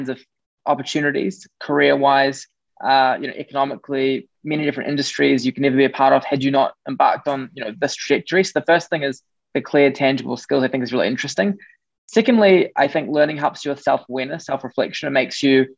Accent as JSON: {"language": "English", "country": "New Zealand", "tie": "born or raised there", "moved": "as an adult", "said": "I grew up in New Zealand"}